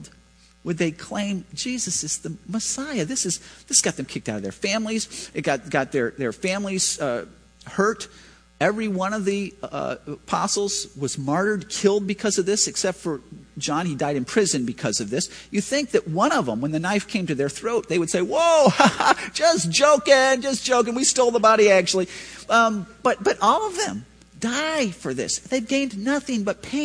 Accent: Chicago, Illinois, United States; I grew up in Chicago.

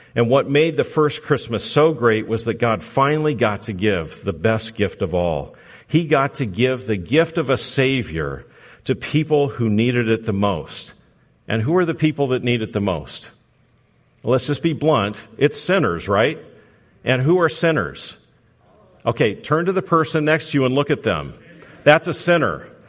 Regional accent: Southern California, United States; moved away; I'm from Southern California

